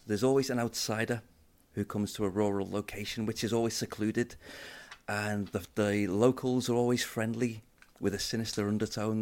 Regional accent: Liverpool, North West England, United Kingdom; I'm a city boy. I grew up in Liverpool.

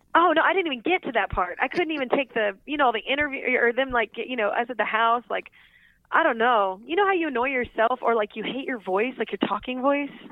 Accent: Texas, United States; I grew up in Texas.

